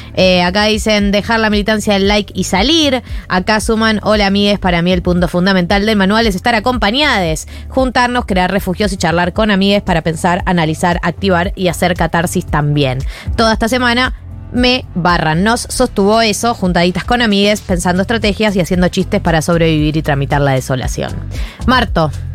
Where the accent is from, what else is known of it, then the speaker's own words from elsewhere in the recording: Argentina; Yo me siento muy argentina